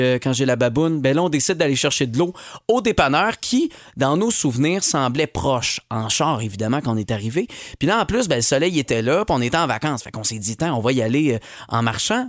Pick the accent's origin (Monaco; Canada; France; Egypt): Canada; Longueuil, Quebec; je suis de Longueuil, c'est proche de Drummond.